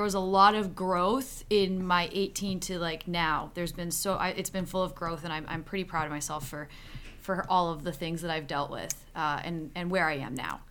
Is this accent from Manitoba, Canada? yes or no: no; Niagara region, Ontario, Canada; I'm from the Niagara region